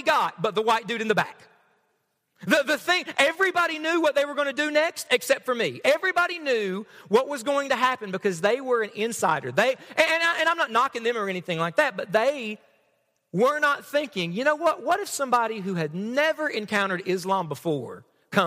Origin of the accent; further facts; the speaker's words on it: Knott County, Kentucky, United States; I'm from Knott County, all right? I'm from around here.